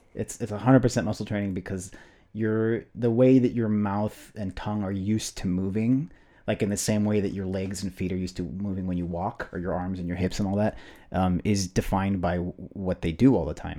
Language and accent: English; United States; regarded me as the American kid